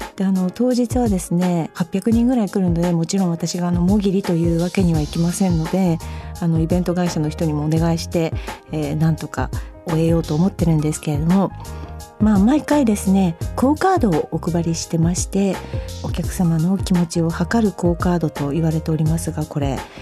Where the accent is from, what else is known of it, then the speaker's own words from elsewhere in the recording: Akita, Japan; moved away; ふるさとの秋田県